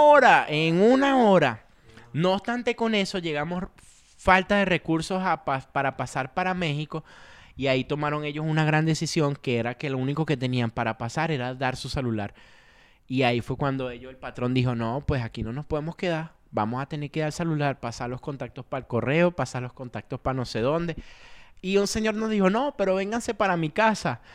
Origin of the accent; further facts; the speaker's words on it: Caracas, Capital District, Venezuela; moved away as an adult; yo soy de Caracas, ¿de qué parte? La Avenida Victoria